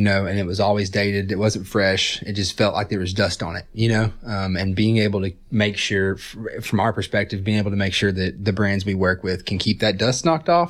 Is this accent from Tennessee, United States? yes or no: yes; Johnson City, Tennessee, United States; moved away as an adult; also born or lived in Wisconsin; now in Chattanooga, United States; I'm from Upper East Tennessee, Johnson City area